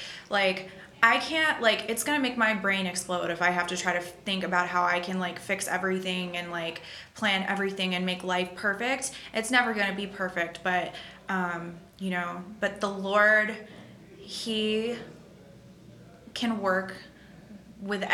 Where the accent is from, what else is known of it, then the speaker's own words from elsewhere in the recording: United States; being raised as an American